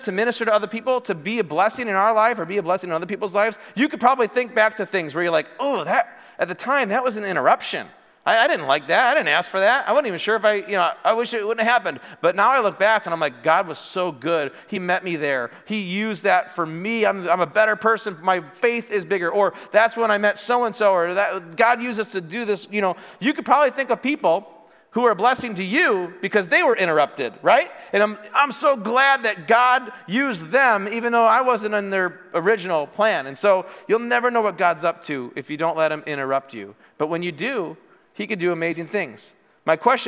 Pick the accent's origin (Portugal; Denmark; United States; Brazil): United States; Morris; moved away as an adult; also born or lived in Wisconsin; I grew up in Morris